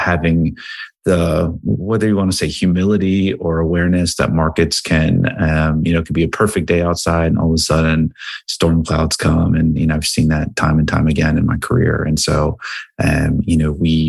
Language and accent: English; Cranbury, New Jersey, United States; So I grew up in a small town called Cranberry, New Jersey, which is right outside of Princeton, New Jersey.